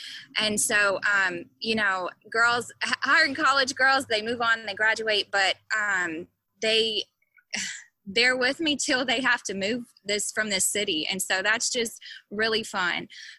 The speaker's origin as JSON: {"language": "English", "region": "Mississippi", "country": "United States", "tie": "born or raised there", "said": "I tell people I grew up everywhere. my dad is a retired Methodist pastor. And so we just lived all over the state of Mississippi, mostly Mississippi."}